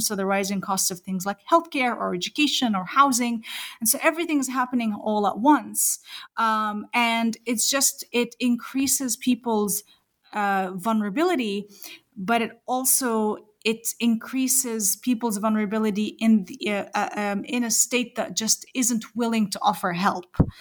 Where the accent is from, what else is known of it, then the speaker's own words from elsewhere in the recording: New Zealand; I am a New Zealander